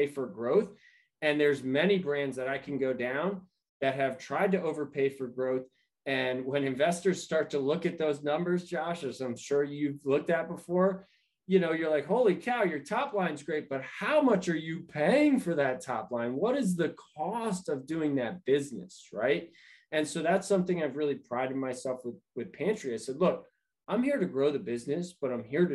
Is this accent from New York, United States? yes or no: yes; New York, United States; now in California, United States; I'm originally from New York